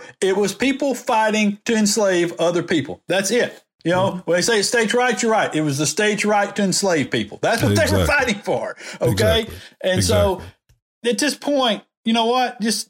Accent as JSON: {"language": "English", "region": "the South", "country": "United States", "said": "this is my heritage. I'm from the South."}